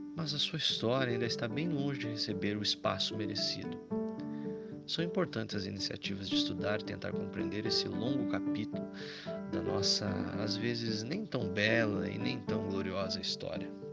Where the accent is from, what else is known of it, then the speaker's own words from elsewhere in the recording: Brazil; você e eu, brasileiros